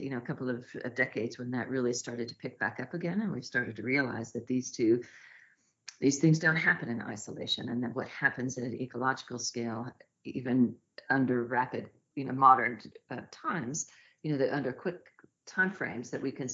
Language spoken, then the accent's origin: English; Northwest Arkansas, United States; I grew up in Northwest Arkansas in the Ozarks